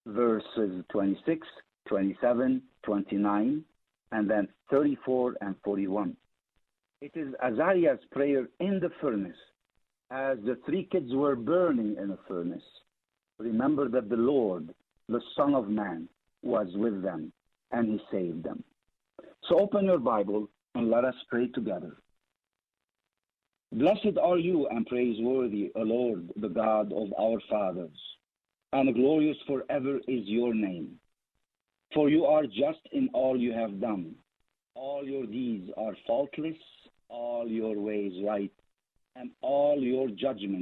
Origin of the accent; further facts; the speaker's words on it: Lebanon; moved away; I was born in Lebanon